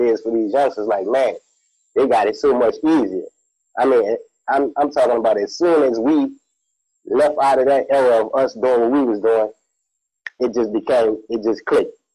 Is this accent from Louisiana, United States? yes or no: yes; New Orleans, Louisiana, United States; I'm from New Orleans